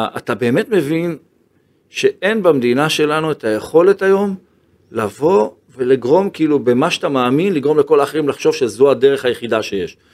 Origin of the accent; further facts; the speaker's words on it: Ashdod, Southern District, Israel; כילד שגדל באשדוד